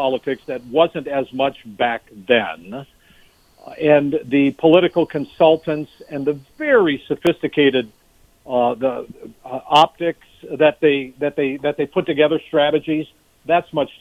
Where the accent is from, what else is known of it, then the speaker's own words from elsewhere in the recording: Minnesota, United States; as a Minnesotan